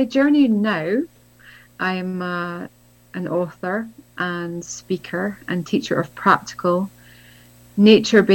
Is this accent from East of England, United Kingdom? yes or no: no; Scotland, United Kingdom; I grew up in Scotland, where I am now